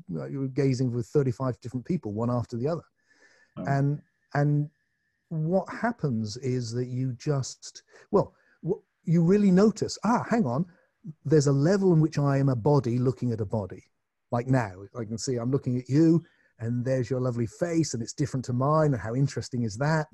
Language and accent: English; Glastonbury, South West England, United Kingdom; in my hometown